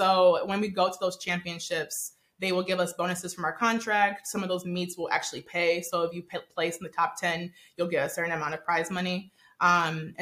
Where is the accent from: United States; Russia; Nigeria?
Nigeria; I'm actually Nigerian